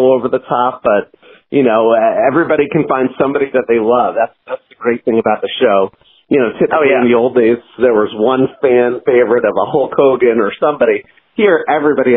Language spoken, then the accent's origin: English; New York, United States; I grew up in New York, go to Madison Square Garden shows